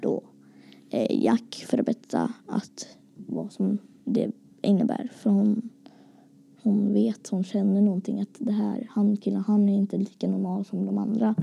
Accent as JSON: {"language": "Swedish", "town": "Gothenburg", "region": "Västra Götaland", "country": "Sweden", "said": "jag kommer ifrån Göteborg"}